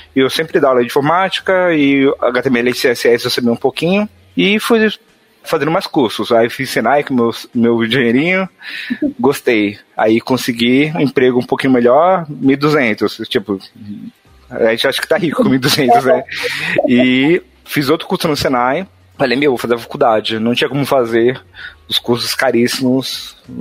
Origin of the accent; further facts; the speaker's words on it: São Paulo, Brazil; accent: mixed São Paulo and Northeastern; sou de São Paulo, mas meus pais são do Nordeste, do Nordeste, então tem um sotaque, eu falo ti, falo tu, falo você, então é uma mistureba